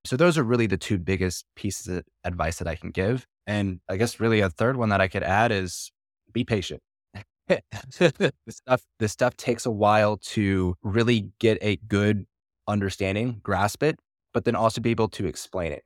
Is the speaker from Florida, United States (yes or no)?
yes; Florida, United States; I'm from Florida